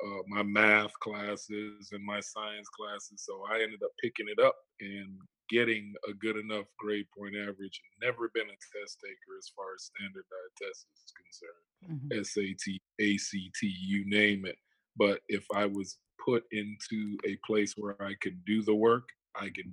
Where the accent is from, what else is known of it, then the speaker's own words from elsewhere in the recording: Fort Lauderdale, Florida, United States; also born or lived in Toronto, Canada; being raised here in Fort Lauderdale, Florida